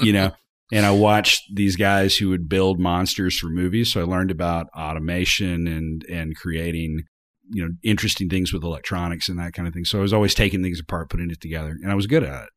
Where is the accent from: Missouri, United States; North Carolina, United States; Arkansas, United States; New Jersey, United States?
Arkansas, United States; I was from Arkansas